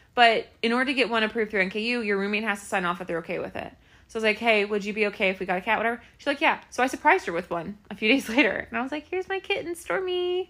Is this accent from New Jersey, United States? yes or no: no; Clermont County, Ohio, United States; I'm probably the best person from Claremont County